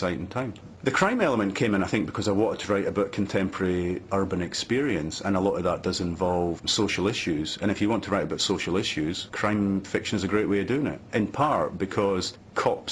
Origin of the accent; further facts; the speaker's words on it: east central Scotland, United Kingdom; moved away as an adult; also born or lived in Edinburgh; town in east central Scotland. There were only about 7,000 people in the town and everybody seemed to be related to everybody else